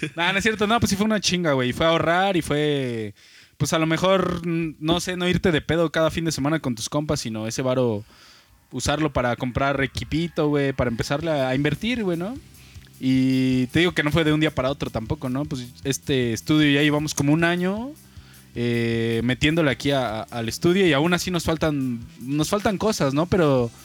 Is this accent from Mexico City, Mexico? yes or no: yes; Mexico City, Mexico; now in Querétaro, Mexico; nacido un 22 de diciembre de 1998 en la bella ciudad de México.